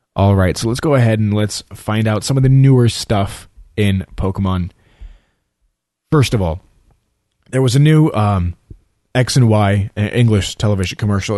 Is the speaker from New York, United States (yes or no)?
yes; New York City, New York, United States; now in Florida, United States; I'm from New York, you know, I'm from Staten Island. I was born there, you know, and I visit New York as often as I can, even though I live here in Florida.